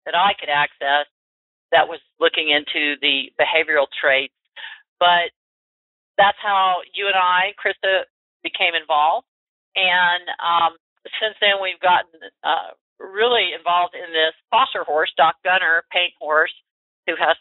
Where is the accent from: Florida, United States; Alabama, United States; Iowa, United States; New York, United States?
Florida, United States; University of Florida, by the way, my home state